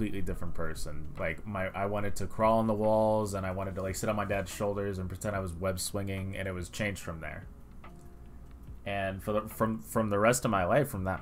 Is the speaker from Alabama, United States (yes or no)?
no; New York City, New York, United States; We are all from New York.